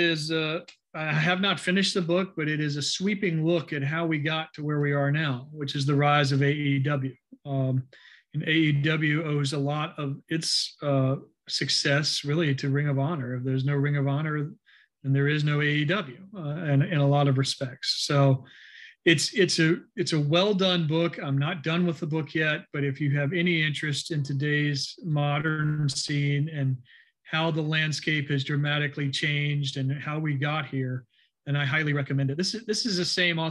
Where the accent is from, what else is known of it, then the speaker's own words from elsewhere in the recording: Richmond, Virginia, United States; We had an ABA franchise where I grew up in Richmond, the Virginia Squires